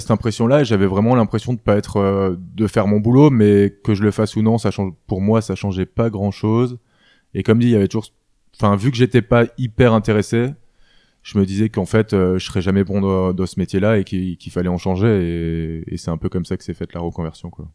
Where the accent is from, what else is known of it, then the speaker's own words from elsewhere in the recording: Alsace, Grand Est, France; moved away as an adult; also born or lived in Strasbourg / Rosheim / Roppenheim / Paris; J'ai grandi euh, d'abord dans le sud Alsace, euh, à côté d'Aubernay, dans un petit village qui s'appelle Rossheim. Mhm. Et j'ai ensuite euh, déménagé à Roppenheim, dans le nord de l'Alsace